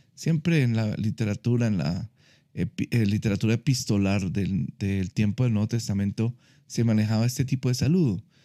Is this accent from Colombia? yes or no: yes; Colombia; yo puedo seguir siendo colombiano, puedo seguir, me puede seguir gustando el ajiaco